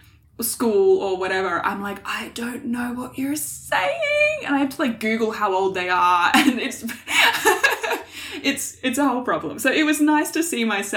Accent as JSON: {"language": "English", "country": "Australia", "said": "As an Australian"}